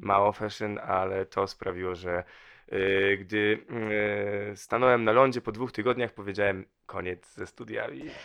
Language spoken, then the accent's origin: Polish; Torzym, Lubusz Voivodeship, Poland; also born or lived in Vancouver / Manchester; now in Warsaw, Poland; bardzo małe miasteczko, pięć tysięcy mieszkańców, w nim się wychowałem, e, dorastałem, a potem, e, rozpocząłem swoją dosyć długą i krętą wędrówkę, w, która doprowadziła mnie do Warszawy